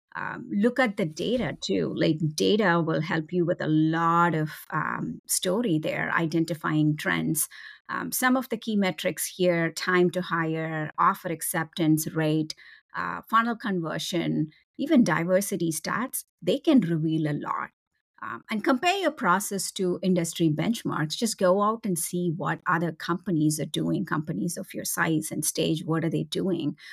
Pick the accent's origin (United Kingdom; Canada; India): India; moved away as an adult; now in United States; I was born and raised in India